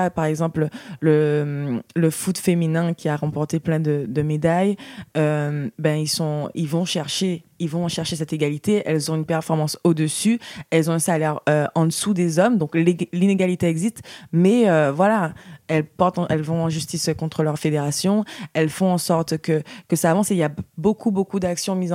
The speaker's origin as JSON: {"language": "French", "region": "Guadeloupe", "country": "France", "said": "Voilà, je viens de la Guadeloupe et ça me tenait à cœur de créer quelque chose où je puisse vraiment transmettre mon expérience."}